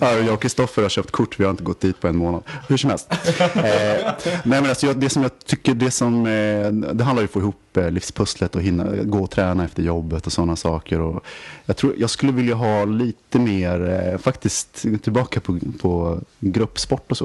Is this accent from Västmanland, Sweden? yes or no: yes; Västerås, Västmanland, Sweden; jag kommer från Västerås och alla spelade bandy och var kungar på skridskor